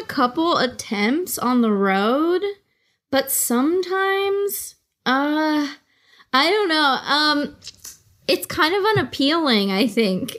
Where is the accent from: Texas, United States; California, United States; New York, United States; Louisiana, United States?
California, United States; the Bay Area; I'm from the Bay Area, and it's, like, a very, uh, Oh, it's like a place with a lot of local pride